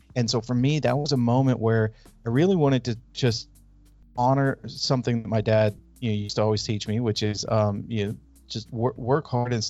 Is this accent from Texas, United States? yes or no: no; California, United States; So I grew up in Northern California.